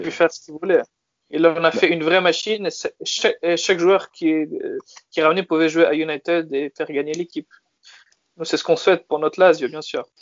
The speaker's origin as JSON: {"language": "French", "country": "France", "tie": "born or raised there", "also_born_or_lived": "Turin, Italy", "moved": "as an adult", "said": "je suis né en France, puis j'ai vécu en Italie pendant six ans"}